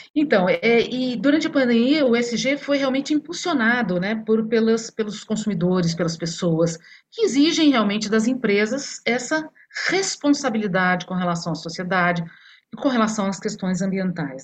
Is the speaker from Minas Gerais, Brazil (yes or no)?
yes; Minas Gerais, Brazil; Sou mineira